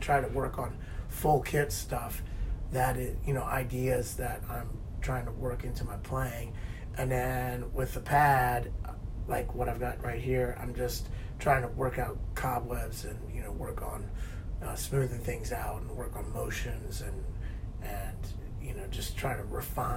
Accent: New Orleans, Louisiana, United States; I'm from New Orleans

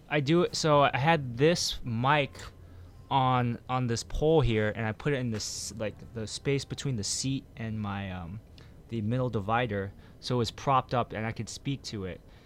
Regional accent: United States; I'm from, uh, America

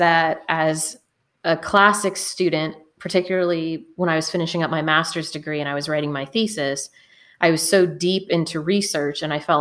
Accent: near Minerva, Ohio, United States; growing up near Minerva

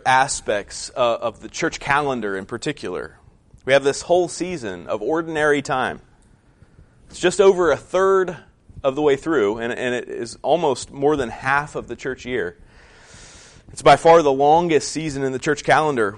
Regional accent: West Virginia, United States; moved away as an adult; also born or lived in Colorado; our experience growing up in West Virginia

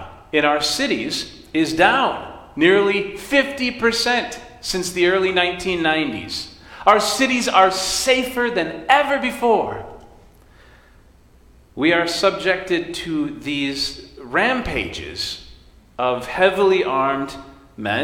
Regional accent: West Michigan, United States; I grew up in West Michigan in a family of hunters

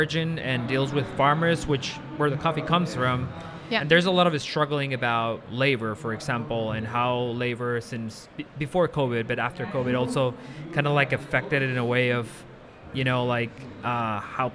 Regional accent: Guatemala; moved away; I'm from Guatemala

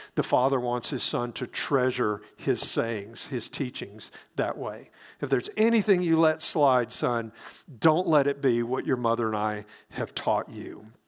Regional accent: Hattiesburg, Mississippi, United States; moved away; my hometown in Hattiesburg, Mississippi

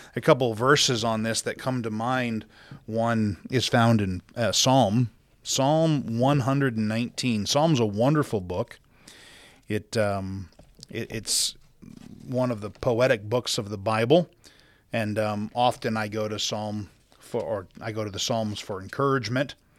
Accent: South Dakota, United States; now in Utah, United States; growing up in South Dakota, the Great Plains of the country

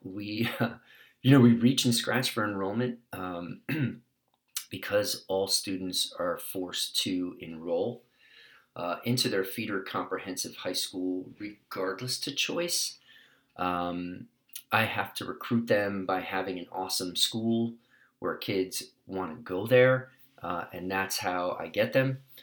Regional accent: New York City, New York, United States; now in California, United States; I come from New York City

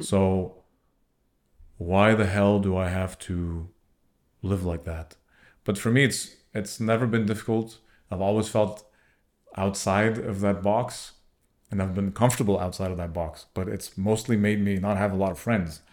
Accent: Montreal, Quebec, Canada; we are from Montreal.

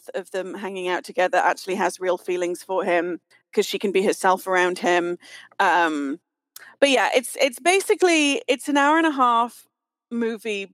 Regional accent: United Kingdom; as a British kid

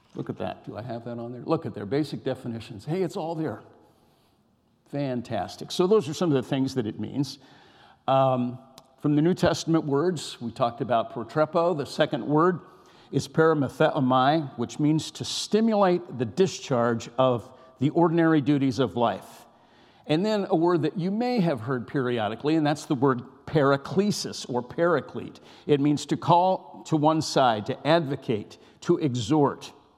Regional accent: California, United States; I was raised in California

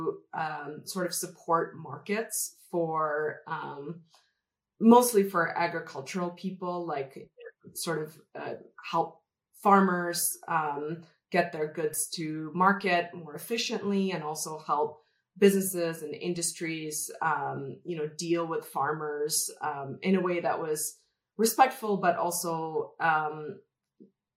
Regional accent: Calgary, Alberta, Canada; moved away as an adult; also born or lived in Chennai, India; now in Colorado, United States; Calgary or Alberta, which is where I grew up

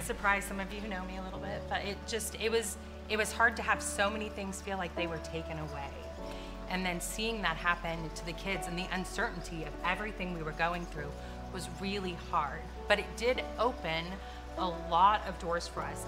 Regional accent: Shelbyville, United States; we've both been born and raised in Shelbyville our whole lives

